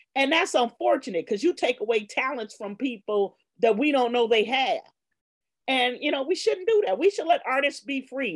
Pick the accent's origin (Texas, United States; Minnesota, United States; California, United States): California, United States; Los Angeles; also born or lived in Worcester, Massachusetts; I grew up in Baldwin Hills